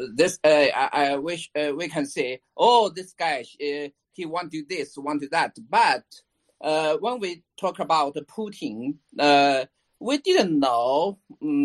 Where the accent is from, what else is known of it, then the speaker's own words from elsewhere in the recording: China; I'm from China.